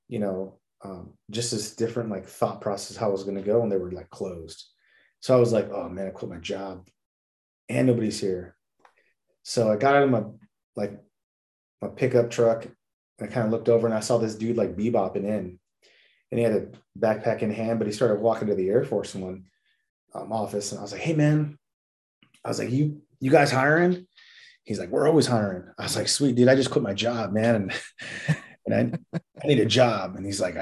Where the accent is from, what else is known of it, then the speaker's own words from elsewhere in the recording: National City, California, United States; now in Texas, United States; I grew up in National City, California. I usually say San Diego because nobody knows about National City